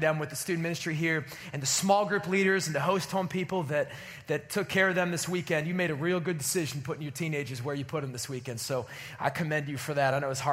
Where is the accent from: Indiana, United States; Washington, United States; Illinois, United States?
Illinois, United States; Chicago; I grew up outside of Chicago, and when I was growing up in Chicago, I was growing up, late 80s, early 90s